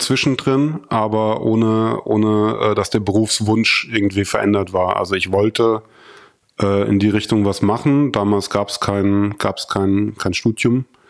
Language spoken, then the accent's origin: German; Germany; moved away as an adult; now in Berlin, Germany; weil ich mir da viel aufgebaut habe